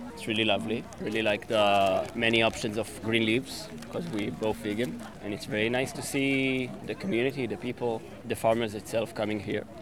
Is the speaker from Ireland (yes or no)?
no; Israel; We're both from Israel